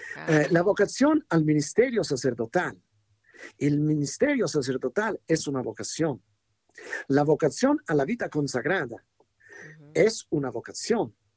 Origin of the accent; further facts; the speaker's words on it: Italy; Spanish is a second language; moved away; en italiano decimos